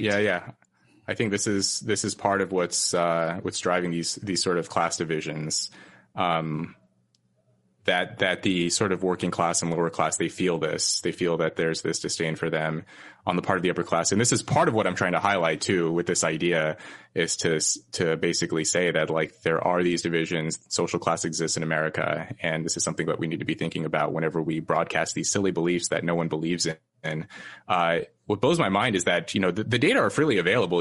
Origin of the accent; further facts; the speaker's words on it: Red Bluff, California, United States; moved away as an adult; my hometown, Red Bluff, California